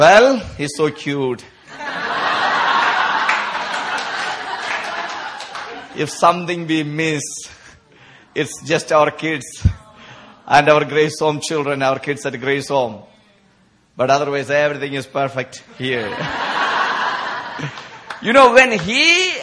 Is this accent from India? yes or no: yes; India; people like us, we come from India